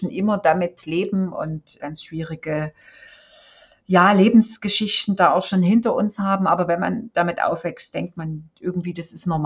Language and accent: German; East Germany, Germany; Ich bin in der DDR aufgewachsen. Meine ersten 30 Jahre habe ich in der DDR verbracht.